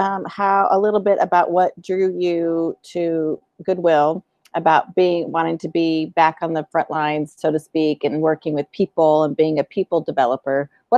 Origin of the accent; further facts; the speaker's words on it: Colorado, United States; Yeah, we're from Colorado. When we first moved here